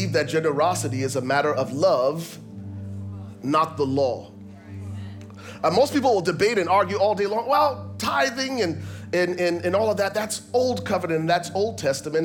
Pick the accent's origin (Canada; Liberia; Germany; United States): Liberia; I grew up in Liberia, West Africa